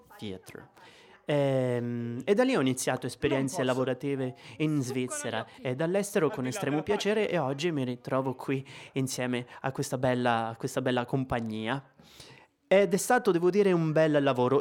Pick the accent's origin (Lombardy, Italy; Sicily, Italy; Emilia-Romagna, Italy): Sicily, Italy; moved away as an adult; also born or lived in Rome / Ticino; ho 28 anni e vengo dalla Sicilia.